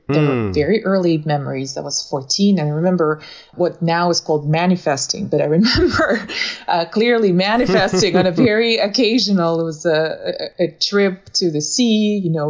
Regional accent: Moscow, Russia; also born or lived in southern Russia / Illinois; now in Florida, United States; I was born in the South, actually, but then I grew up in Moscow because I moved there as a child.

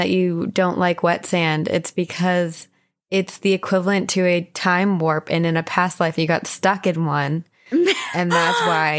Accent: New Jersey, United States; accent: Jersey; moved away; my home state of New Jersey

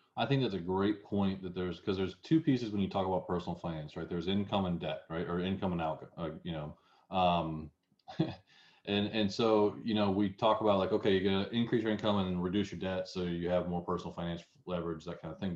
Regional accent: the South, United States; accent: southern; my southern accent

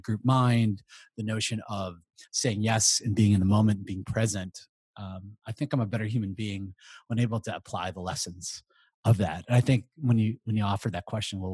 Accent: Chicago, Illinois, United States; moved away as an adult; also born or lived in Houston / St. Paul; now in Milwaukee, United States; I grew up in Chicago, went to school at Northwestern

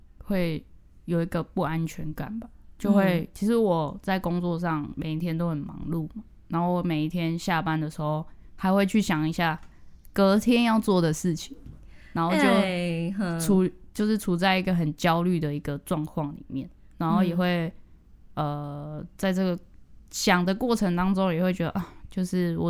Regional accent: Yunlin County, Taiwan; now in Tainan, Taiwan; 我是云林，嗯，对啊，所以我就换了一个城市生活

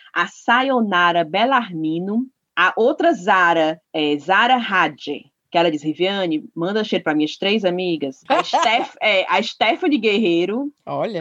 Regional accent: Ceará, Brazil; accent: cearense; o sotaque cearense ainda me, me, domina

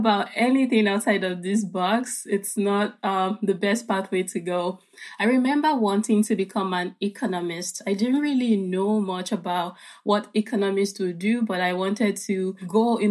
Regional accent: Lagos, Nigeria; now in Milwaukee, United States; I grew up in Lagos, and Lagos is a very big city with a population of over 20 million people

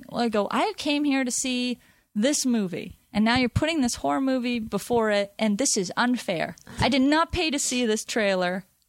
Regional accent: Topanga, California, United States; I'm from Topanga

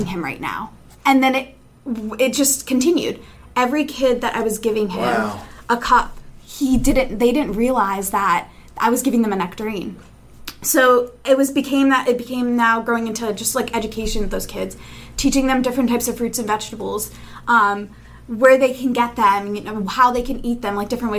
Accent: Allentown, Pennsylvania, United States; I'm from Allentown, Pennsylvania.

